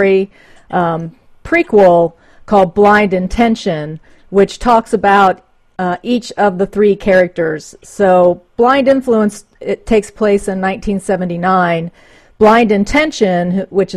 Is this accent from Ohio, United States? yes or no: yes; Reading, Ohio, United States; also born or lived in Middletown, Ohio; I grew up actually outside of Cincinnati. In a place called Reading